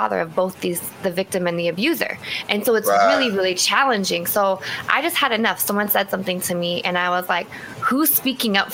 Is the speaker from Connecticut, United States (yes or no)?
no; Seattle, Washington, United States; moved away as an adult; also born or lived in East Coast; I grew up in Seattle, relocated to the East Coast and came back home a few years ago.